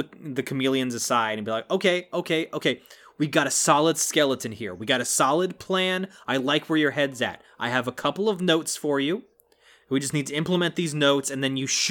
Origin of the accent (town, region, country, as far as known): United States